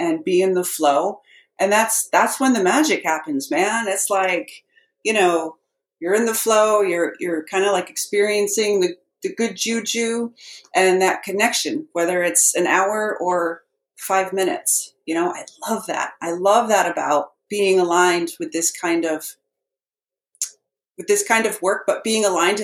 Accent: Lower Hudson Valley of New York, United States; accent: New York; moved away as an adult; also born or lived in Boston, Massachusetts; I grew up in the Lower Hudson Valley of New York with parents who had a very strong Massachusetts accent

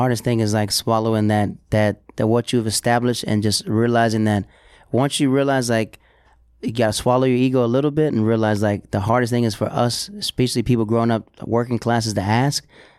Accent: the South, United States; now in New York, United States; Like, I know I'm not a New Yorker, right? But I've been here for, like, 5 years, going on 6 years. But I'm here to, like, still listen, to be like, okay, even though I'm from the South

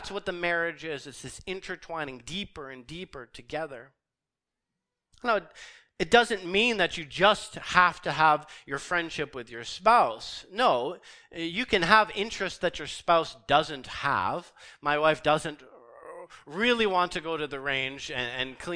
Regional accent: Canada; here we understand our Canadian culture. As Canadian Christians, we live in a hyper-sexualized and a hyper-romanticized culture

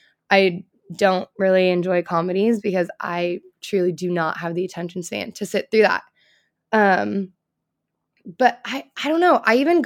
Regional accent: California, United States; now in Nashville, United States; Well, I currently live in Nashville. I'm from California.

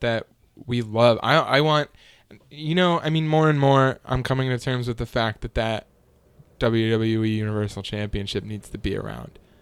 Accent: United States; me as the American consumer

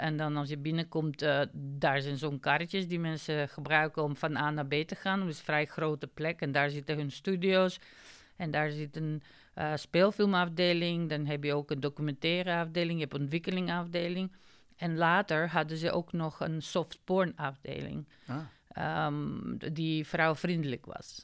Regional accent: North Macedonia; Dutch is a second language; now in Netherlands; ik kom uit Macedonië en ik heb in Nederland gestudeerd

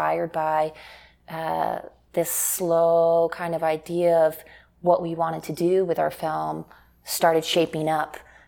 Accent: Houston, Texas, United States; we're both born and raised in Houston

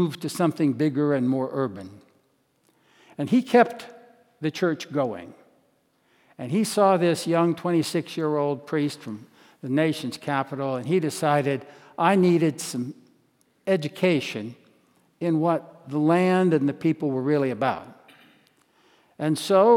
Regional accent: Washington, District of Columbia, United States; moved away as an adult; also born or lived in northeastern Montana; having grown up in the nation's capital in an urban, suburban setting

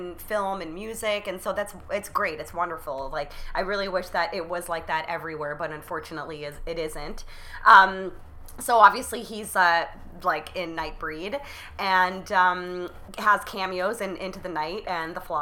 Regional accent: Canada

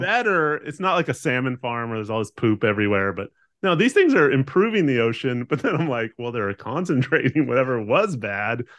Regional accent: Southern California, United States; now in Oregon, United States; I grew up in Southern California

